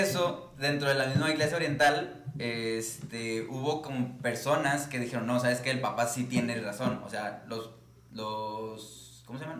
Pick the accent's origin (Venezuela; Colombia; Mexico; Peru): Mexico; yo tengo como mexicano del siglo